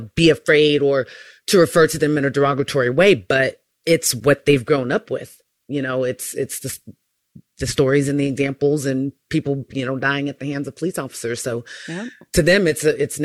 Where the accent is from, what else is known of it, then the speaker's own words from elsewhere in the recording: Elk Grove, California, United States; growing up in Elk Grove